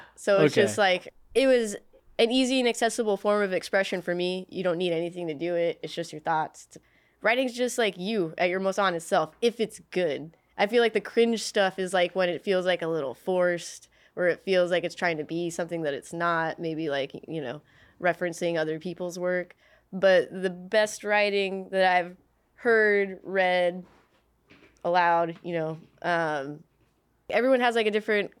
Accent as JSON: {"language": "English", "region": "California", "country": "United States", "tie": "born or raised there", "also_born_or_lived": "Cerritos", "said": "I grew up all over Southern California. So I was born in Cerritos. I lived there until I was about 7. I've lived in all the counties. I live in LA County, Orange County, Riverside County."}